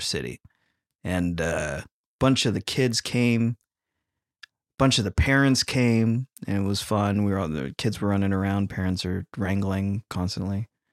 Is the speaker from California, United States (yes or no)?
yes; California, United States; moved away; we're from California